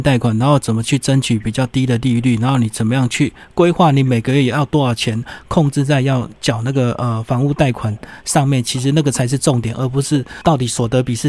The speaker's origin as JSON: {"language": "Chinese", "country": "Taiwan", "said": "到时候搞不好就很多空屋，因为我们台湾人已经变很少了这样子。"}